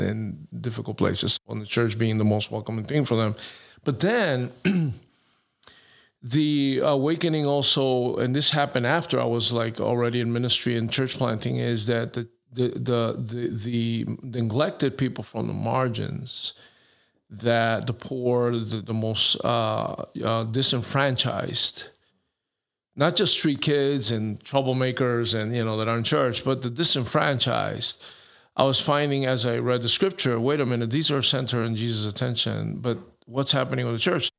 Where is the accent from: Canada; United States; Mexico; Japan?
United States; New York; moved away; my neighborhood where I was born and raised in New York